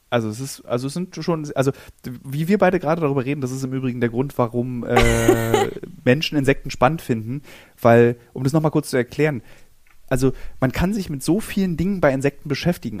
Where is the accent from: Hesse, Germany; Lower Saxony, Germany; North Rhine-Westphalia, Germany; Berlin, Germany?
Berlin, Germany